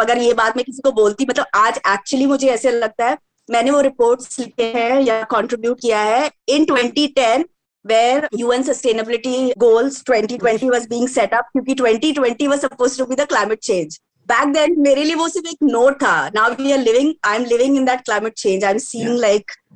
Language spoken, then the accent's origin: Hindi; Jharkhand, India; हम लोग झारखंड से हैं